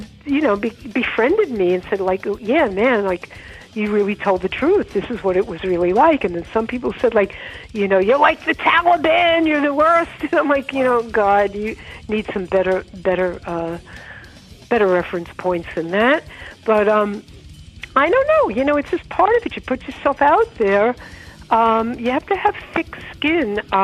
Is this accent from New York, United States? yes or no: yes; New York City, New York, United States; I grew up in Rockaway